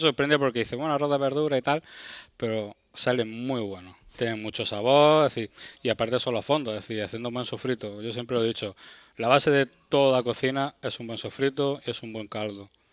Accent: Berja, Andalusia, Spain; now in Almería, Spain; yo soy de, de aquí de Almería, soy de un pueblecito, de Berja, pero llevo también muchos años aquí en Almería Capital

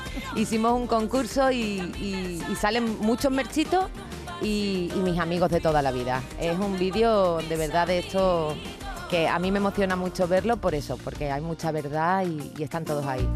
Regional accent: Cádiz, Andalusia, Spain; moved away; volver a mi tierra

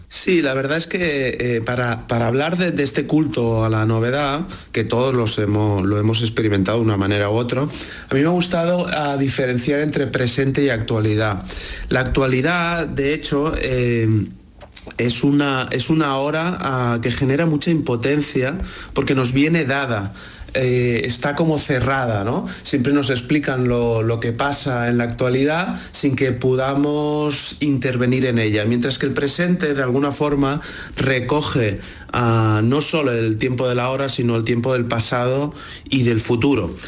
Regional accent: Barcelona, Catalonia, Spain; nací en 1980 en Barcelona

